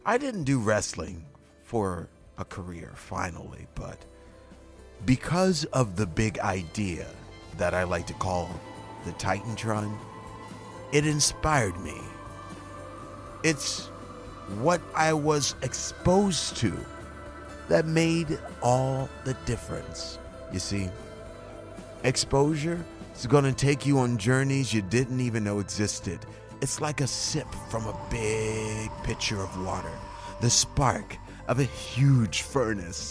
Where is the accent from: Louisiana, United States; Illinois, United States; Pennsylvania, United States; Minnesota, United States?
Louisiana, United States; Shreveport; I'm from Shreveport